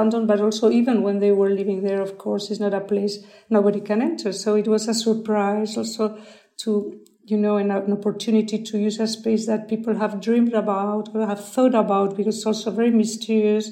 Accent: San Sebastián, Basque Country, Spain; it is, as you said, my hometown

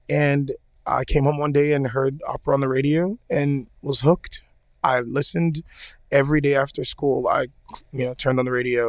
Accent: Miami, Florida, United States; now in Atlanta, United States; I'm from Miami, but I live in Atlanta.

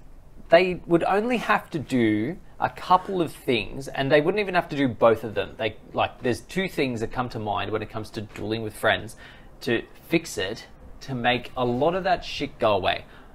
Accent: Australia; I feel like it just comes from being Australian

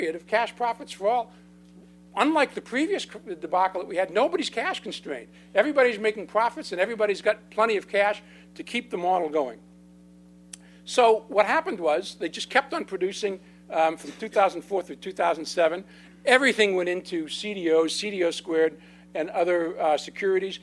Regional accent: California, United States; I'm from California, which is mostly Spanish

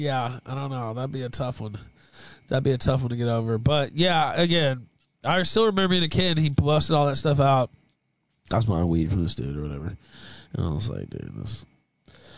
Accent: West Memphis, Arkansas, United States; I'm from West Memphis, Arkansas.

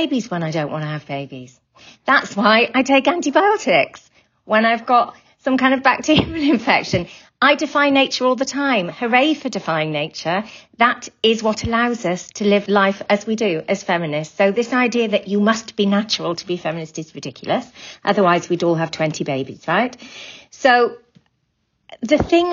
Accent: Wales, United Kingdom; I'm from Wales

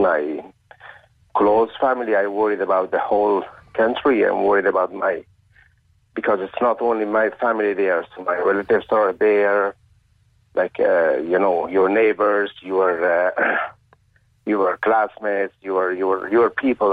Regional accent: Kabul, Afghanistan; now in Cork, Ireland; I was born in Kabul, and I've been in touch with my family every day

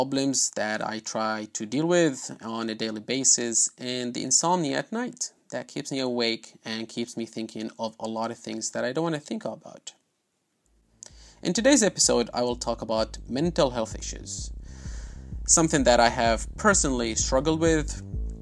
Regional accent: Aleppo, Aleppo Governorate, Syria; moved away as an adult; now in Southampton, United Kingdom; Aleppo, my hometown

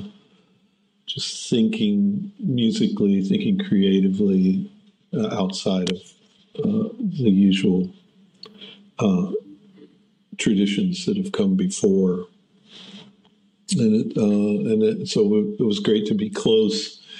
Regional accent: United States; now in Germany; as an American mandolinist

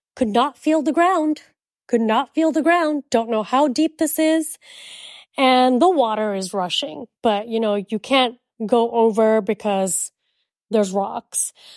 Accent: United States; accent: American; also born or lived in India; we're from America

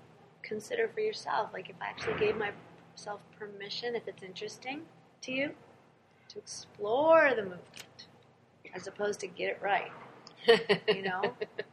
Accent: New England, United States; I'm just older. I'm older. I'm from New England.

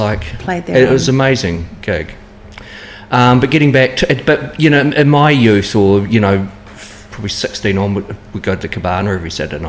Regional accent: Hastings, Hawke's Bay, New Zealand; I was born in Hastings in Frimley. Went to Frimley School. Then on to Heritage Intermediate, then St. John's College. I don't know why my parents sent me to a Catholic school. Well, I was brought up a Catholic

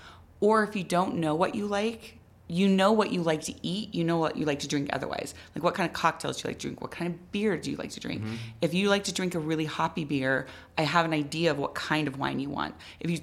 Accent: Midwest, United States; also born or lived in East Coast; now in Albuquerque, United States; I grew up in the Midwest

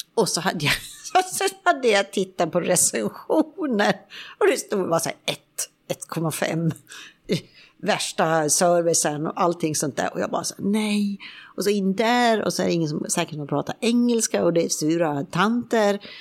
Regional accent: Sweden; moved away as an adult; now in Spain; hemma i Sverige

